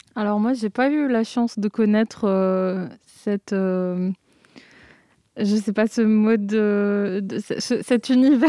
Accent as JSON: {"language": "French", "country": "Algeria", "tie": "born or raised there", "moved": "as an adult", "lives_now": "Marseille, France", "said": "j'ai vécu toute ma vie en, Algérie et du coup le nord de l'Afrique."}